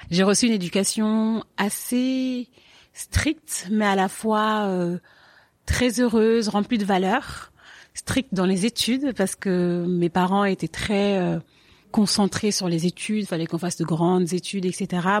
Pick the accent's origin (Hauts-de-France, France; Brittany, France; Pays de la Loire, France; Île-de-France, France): Île-de-France, France; Paris; also born or lived in Senegal / Marne-la-Vallée; j'ai 31 ans. Je suis née à Paris et mon enfant, je l'ai un peu passé un pas à Paris, un peu au Sénégal, un peu en banlieue parisienne, dans le 77, à Marne-la-Vallée.